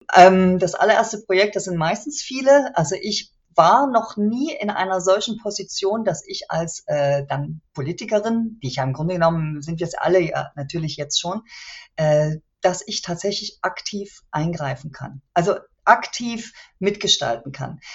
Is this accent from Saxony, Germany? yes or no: yes; Chemnitz, Saxony, Germany; meine Heimatstadt